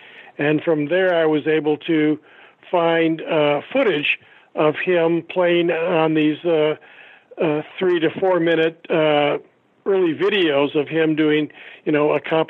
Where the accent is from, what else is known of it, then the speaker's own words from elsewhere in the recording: Midwest, United States; now in California, United States; I immigrated from the Midwest out to California, so I knew nothing of Korla Pandit